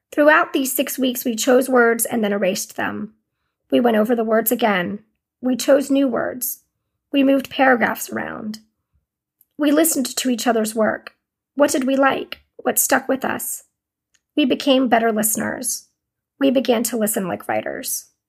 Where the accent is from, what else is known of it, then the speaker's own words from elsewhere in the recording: Durham, North Carolina, United States; moved away as an adult; also born or lived in New York City; I moved back to Durham, which is my hometown